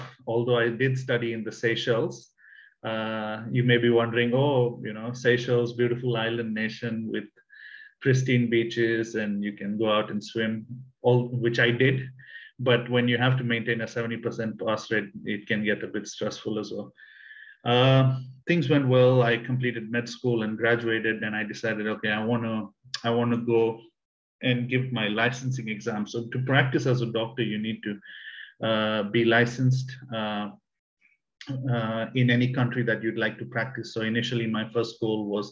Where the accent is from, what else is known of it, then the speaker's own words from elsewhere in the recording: Kenya; also born or lived in South India; I'm originally Indian. I was born in the south of India, but I grew up in Kenya